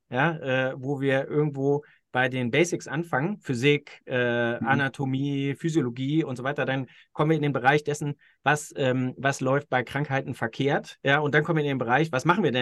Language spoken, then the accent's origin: German; Austria; ich kann mich als Österreicher daran äh, so weit orientieren, wie die deckungsgleich sind mit dem, was ich in Österreich vorfinde